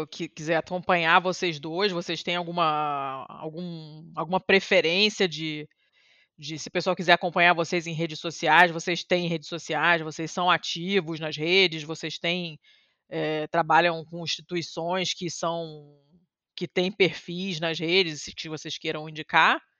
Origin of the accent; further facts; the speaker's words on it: Rio de Janeiro, Brazil; now in Curitiba, Brazil; eu nasci, cresci no Rio